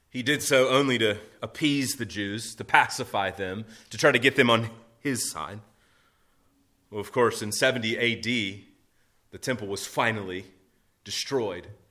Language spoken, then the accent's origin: English; United States